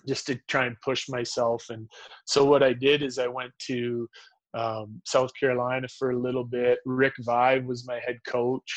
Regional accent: Humboldt, Saskatchewan, Canada; also born or lived in Yorkton, Saskatchewan; I was born in Yorkton um, and grew up mostly in Humboldt

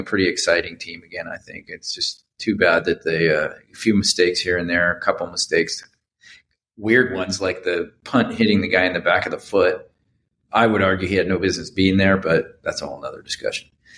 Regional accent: Bay Area, California, United States; growing up in the Bay Area

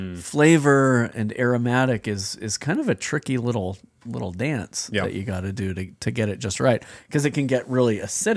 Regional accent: Minnesota, United States; I have appreciation for the lighter table beers, but I'm a Minnesotan, so hams is where it's at.

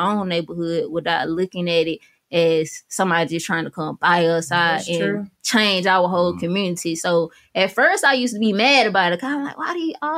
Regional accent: Georgia, United States; moved away; I'm really from Georgia. My mom from Florida. My dad from here

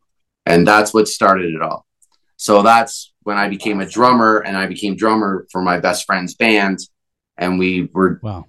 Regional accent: Walkerton, Ontario, Canada; I had just moved back in 2019 back to my hometown of Walkerton

